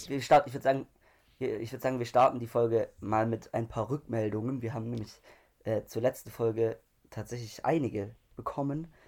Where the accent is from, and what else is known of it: Germany